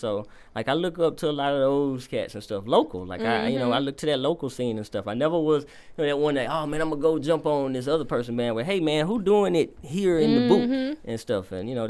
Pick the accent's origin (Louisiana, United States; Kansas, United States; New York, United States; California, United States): Louisiana, United States; Alexandria; I'm from Alexandria, Louisiana. Mm-hmm. That's where I was born and raised.